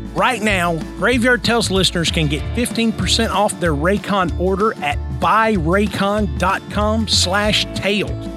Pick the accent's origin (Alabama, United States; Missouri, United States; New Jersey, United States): Missouri, United States; St. Louis; I'm from St. Louis